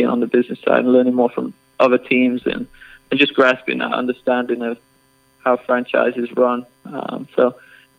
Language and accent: English; England, United Kingdom; moved away as an adult; also born or lived in Chicago; now in Texas, United States; I grew up in England, played football, soccer my whole life